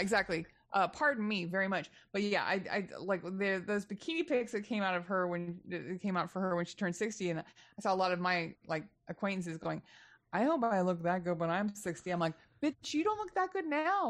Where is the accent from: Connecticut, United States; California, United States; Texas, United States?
Texas, United States; now in Los Angeles, United States; I'm from Texas originally